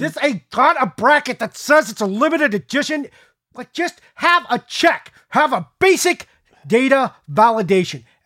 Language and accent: English; United States; I am super American